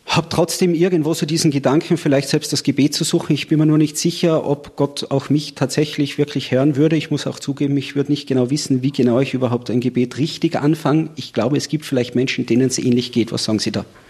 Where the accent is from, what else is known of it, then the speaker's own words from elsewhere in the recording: Austria; bei uns in Österreich